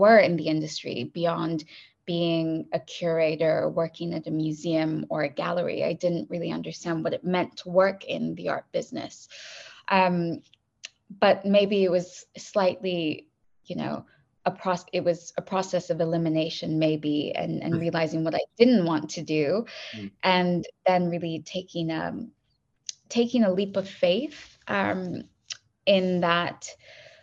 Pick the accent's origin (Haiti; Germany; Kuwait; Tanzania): Kuwait; also born or lived in Dubai / Bay Area, California; now in London, United Kingdom; I grew up in Kuwait and I'm half Iranian and half Pakistani